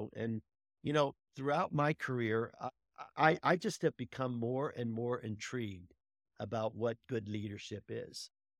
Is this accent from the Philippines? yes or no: no; Pittsburgh, Pennsylvania, United States; now in Denver, United States; I grew up in Pittsburgh, Pennsylvania, and I'm still am. While I live in Denver, I still am a avid Steeler fan